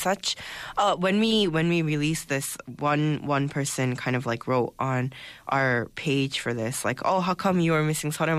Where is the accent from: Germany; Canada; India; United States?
United States; now in Seoul, South Korea; I was growing up in the States